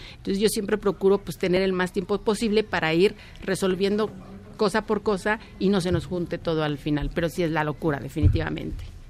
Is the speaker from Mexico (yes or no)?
yes; Mexico; como diseñadora mexicana